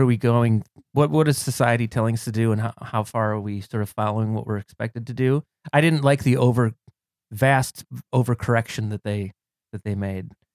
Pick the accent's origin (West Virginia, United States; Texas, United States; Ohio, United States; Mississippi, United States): Ohio, United States; Cleveland; now in New York, United States; I'm a former Clevelander. I'm from Cleveland, Ohio, originally